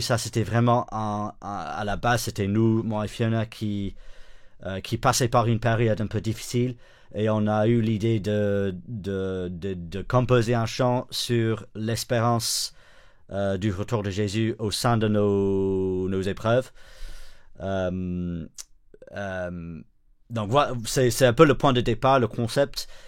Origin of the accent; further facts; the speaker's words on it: the north of England, United Kingdom; French is a second language; moved away as an adult; also born or lived in Switzerland; now in Brussels, Belgium; Je viens du nord d'Angleterre